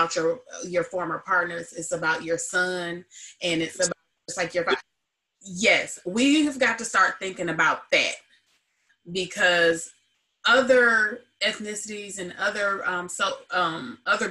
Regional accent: Joliet, Illinois, United States; I grew up in Joliet, Illinois

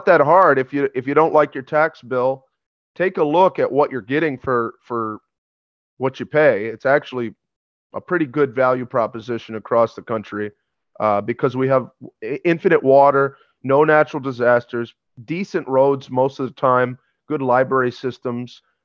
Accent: upstate New York, United States; I'm from upstate New York

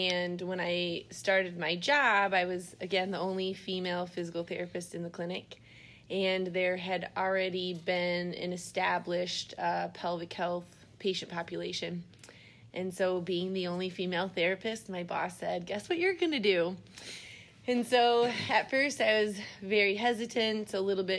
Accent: Iowa, United States; I grew up in Iowa

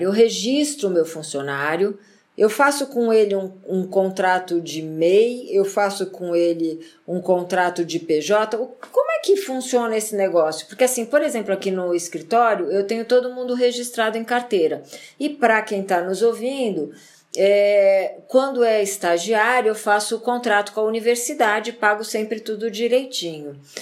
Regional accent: Brazil

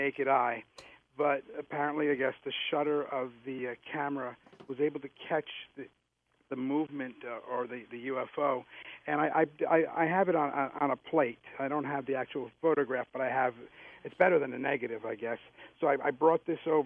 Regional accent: Interlaken, New Jersey, United States; also born or lived in Asbury Park, New Jersey; now in San Antonio, United States; I grew up in Interlaken

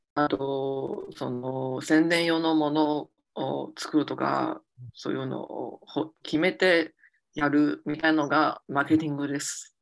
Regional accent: Beijing, China; Japanese is a second language; now in Shanghai, China; 家は北京

